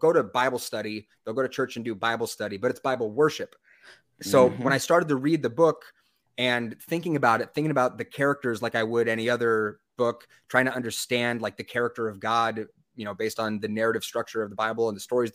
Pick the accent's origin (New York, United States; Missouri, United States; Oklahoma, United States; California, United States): California, United States; just outside of San Diego; I grew up just outside of San Diego